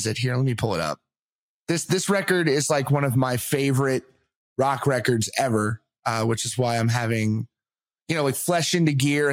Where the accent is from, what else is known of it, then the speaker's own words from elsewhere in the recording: Virginia Beach, Virginia, United States; I'm from Virginia. So I'm like around Virginia Beach area